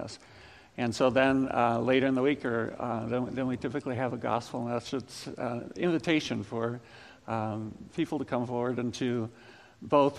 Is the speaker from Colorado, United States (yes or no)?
no; Ames, Iowa, United States; also born or lived in Lincoln, Nebraska; I grew up in Ames